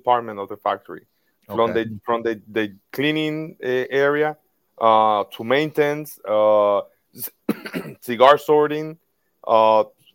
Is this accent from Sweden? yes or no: no; Tamboril, Santiago, Dominican Republic; my hometown, Tamboril, which is very close from the Santiago, the second biggest city here in the DR